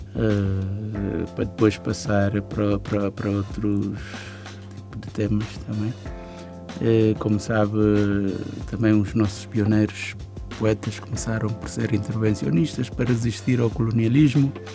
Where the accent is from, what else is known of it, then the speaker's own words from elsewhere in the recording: Bissau, Guinea-Bissau; Então eu quando saí de Bissau